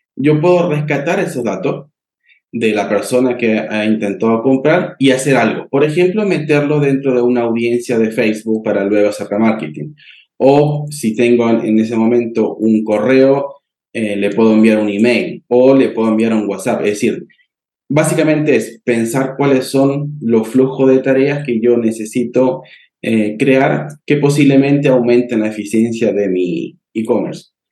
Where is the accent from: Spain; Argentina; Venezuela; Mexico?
Argentina; now in Santiago, Chile; yo estoy ubicado en Santiago de Chile, soy argentino, pero estoy aquí